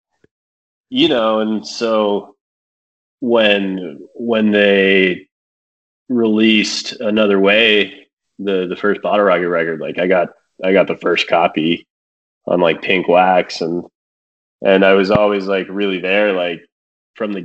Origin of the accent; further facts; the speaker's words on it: Laramie, Wyoming, United States; I grew up in Wyoming too. Yeah, man. You know, honestly, it's kind of fucking boring in Laramie, Wyoming